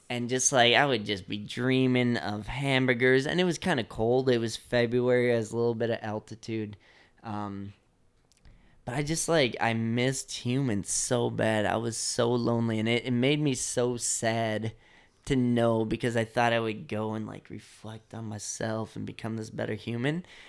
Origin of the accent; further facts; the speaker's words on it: Chicago, Illinois, United States; growing up in Chicago